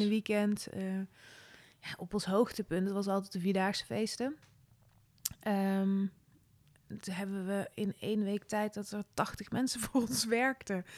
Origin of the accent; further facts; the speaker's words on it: Veldhoven, North Brabant, Netherlands; moved away as an adult; also born or lived in Nijmegen; Ja, geboren in Oerle, een, een dorpje in Veldhoven bij Eindhoven. Opgegroeid als jongste in een gezin van zeven kinderen